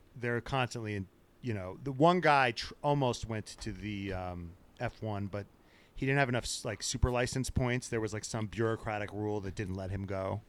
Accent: New York, United States; we're all from New York

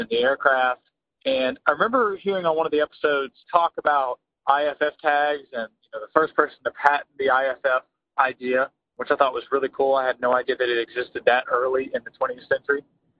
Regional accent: Mobile, Alabama, United States; I am from Mobile, Alabama.

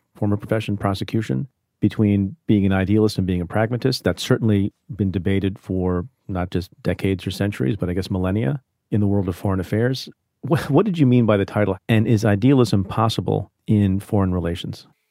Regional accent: India; now in United States; an immigrant, like I am. I was born in India.

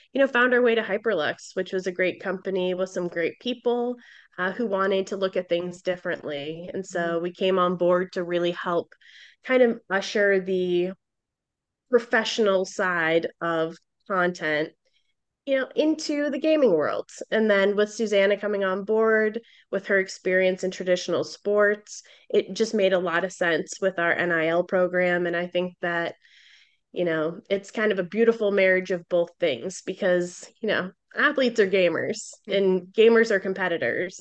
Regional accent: Boston, Massachusetts, United States; I'm from Boston

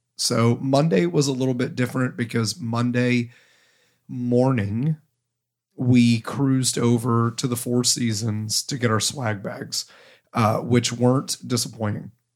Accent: Ohio, United States; now in New England, United States; I am from Ohio

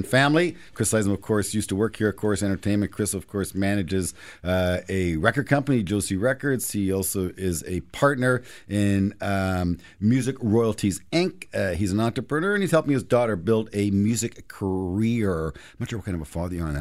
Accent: Toronto, Ontario, Canada; you and I grew up in Toronto.

